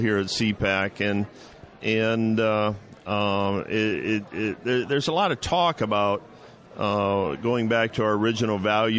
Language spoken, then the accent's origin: English; Michigan, United States; moved away as an adult; now in Toledo, United States; I grew up in Michigan, went to Adrian College.